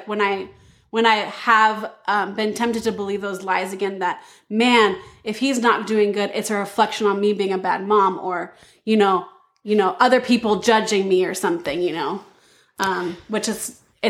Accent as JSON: {"language": "English", "town": "Battle Ground", "region": "Washington", "country": "United States", "tie": "born or raised there", "said": "I grew up in Battleground, Washington, actually, the town I'm in right now. Yeah, and I grew up in this, like, small Adventist mecca bubble, you know?"}